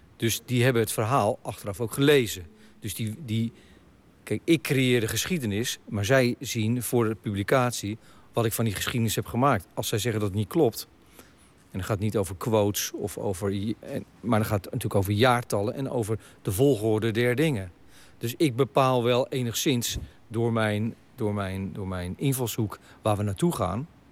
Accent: Hillegom, South Holland, Netherlands; ik ben opgegroeid in Hillegom

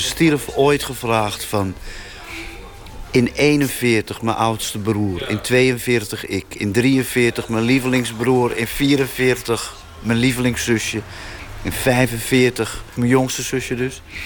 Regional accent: North Brabant, Netherlands; Uit een woonwagenkamp in Brabant, waar ik geboren ben in 1942.

